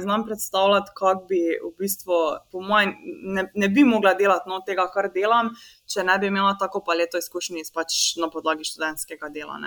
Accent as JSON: {"language": "Slovenian", "country": "Slovenia"}